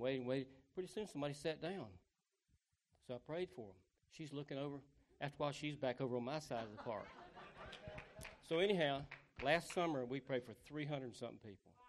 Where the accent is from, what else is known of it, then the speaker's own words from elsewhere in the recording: the South, United States; I'm from the South.